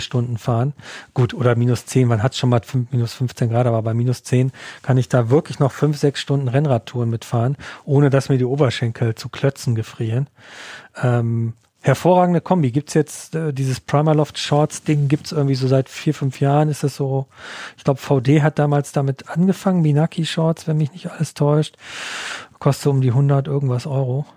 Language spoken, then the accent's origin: German; Ruhr area, North Rhine-Westphalia, Germany; aus meiner Heimat im Ruhrgebiet